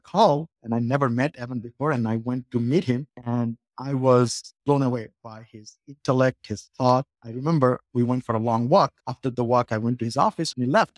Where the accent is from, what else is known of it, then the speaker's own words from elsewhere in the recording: Bangladesh; moved away as an adult; also born or lived in Colorado; now in United States; I grew up in Bangladesh, came here to college, and I, I went to school in Colorado